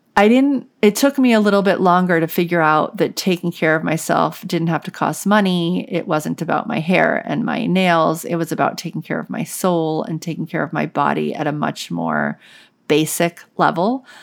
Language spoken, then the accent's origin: English; New Orleans, Louisiana, United States; I grew up in New Orleans, and so it was, like, the South